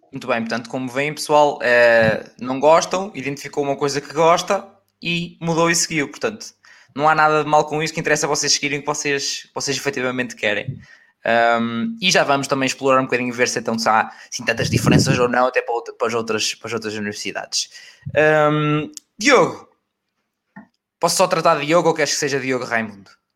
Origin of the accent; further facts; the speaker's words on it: Aveiro District, Portugal; perto da minha terra, que é Oliveira das Mães